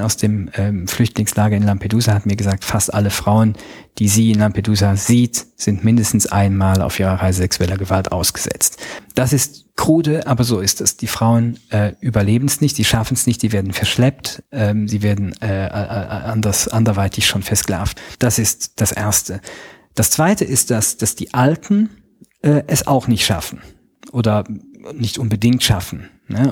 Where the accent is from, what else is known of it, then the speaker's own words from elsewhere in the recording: Luxembourg; Ich bin äh, Luxemburger Staatsbürger